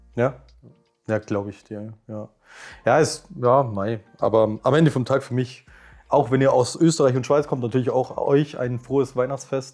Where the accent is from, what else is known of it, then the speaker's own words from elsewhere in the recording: Swabia, Bavaria, Germany; accent: Augsburgerisch; erstens kommen wir aus Schwaben und nicht aus Bayern